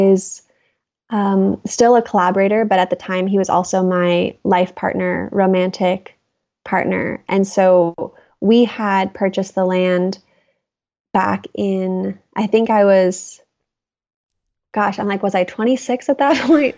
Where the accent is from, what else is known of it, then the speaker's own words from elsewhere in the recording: Seal Beach, California, United States; moved away as an adult; also born or lived in Los Angeles / New York City / Oregon; I grew up in Seal Beach, California, which was in Orange County, or is in Orange County